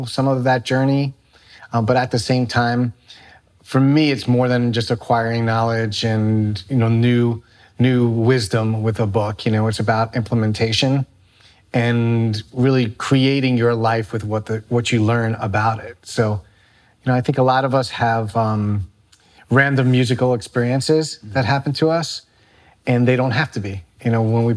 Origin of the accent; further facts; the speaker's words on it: New York City, New York, United States; as a kid growing up in the Bronx